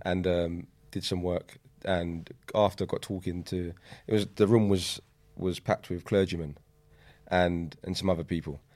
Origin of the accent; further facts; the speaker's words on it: London, United Kingdom; I grew up in East London, um, on a, on a state